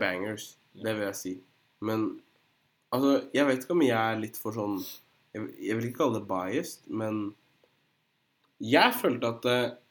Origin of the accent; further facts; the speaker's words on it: Drammen, Buskerud, Norway; Jeg er fra Drammen